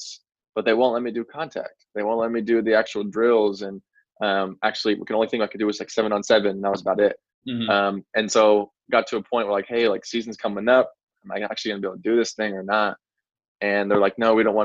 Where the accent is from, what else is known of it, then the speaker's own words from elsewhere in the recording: McKinney, Texas, United States; Yeah, so I grew up in the McKinney area. Anybody that's not familiar with McKinney, it's Dallas area, essentially.